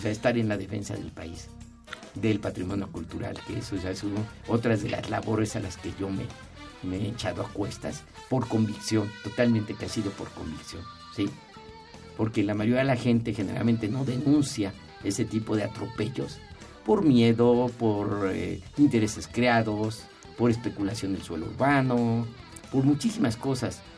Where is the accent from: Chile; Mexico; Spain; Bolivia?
Mexico; yo fuera como mexicano